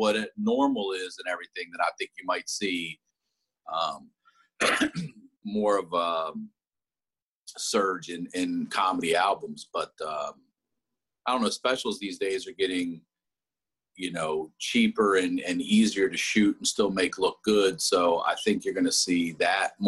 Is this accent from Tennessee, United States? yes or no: no; Baltimore, Maryland, United States; I'm from Baltimore, not Philly